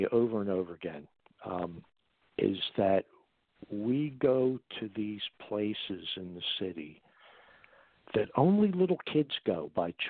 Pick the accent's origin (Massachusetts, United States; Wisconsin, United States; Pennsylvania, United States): Pennsylvania, United States; Philadelphia; my hometown